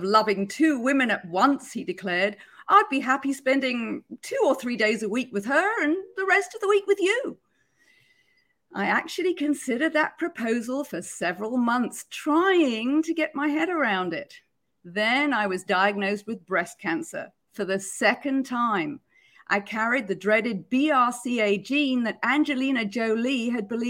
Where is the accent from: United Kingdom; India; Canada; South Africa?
United Kingdom; Growing up in Britain, I was brought up on Monty Python's Flying Circus